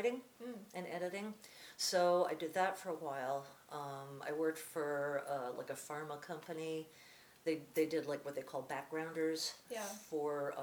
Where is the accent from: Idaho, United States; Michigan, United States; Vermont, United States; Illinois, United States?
Vermont, United States; moved away as an adult; also born or lived in New York / Cambridge, Massachusetts; now in Boston, United States; I grew up in Vermont